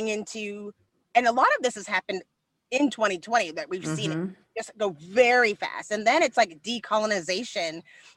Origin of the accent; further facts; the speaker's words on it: Texas, United States; also born or lived in Dallas; I'm from Texas